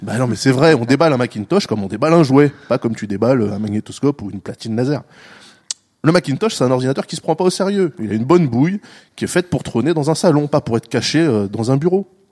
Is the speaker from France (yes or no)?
yes; France; nous, on dit beeper en France parce qu'on est français